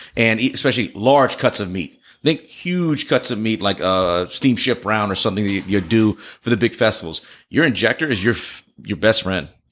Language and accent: English; Rayne, Louisiana, United States; I grew up in, uh, Rain, Louisiana